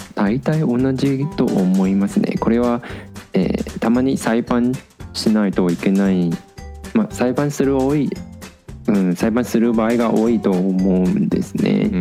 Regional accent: Taiwan; moved away as an adult; now in Japan; ほとんど台湾に戻った時

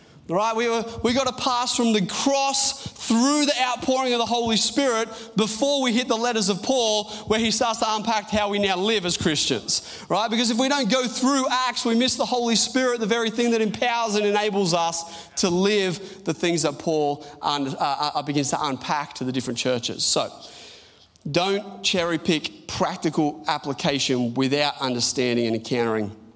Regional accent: Australia; also born or lived in Newcastle; we're Australian

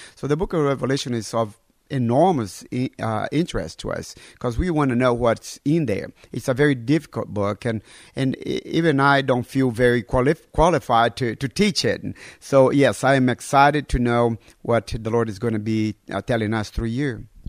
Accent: North Brazil, Brazil; moved away as an adult; also born or lived in Alabama, United States / Pennsylvania, United States / Texas, United States; now in Lithuania; I was born and raised in North, North Brazil

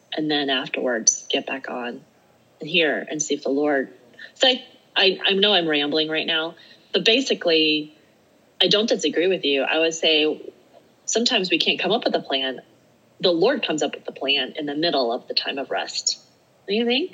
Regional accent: Alaska, United States; also born or lived in Eugene, Oregon / Portland, Oregon / Salt Lake City, Utah; now in Utah, United States; I live in Utah. I'm from Alaska. You walk out of my front door in Alaska and you're on a hike

